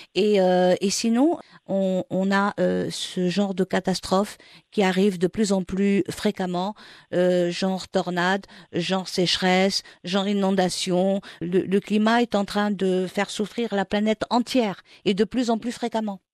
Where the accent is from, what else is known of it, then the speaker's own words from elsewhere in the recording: Morocco; chez nous au Maroc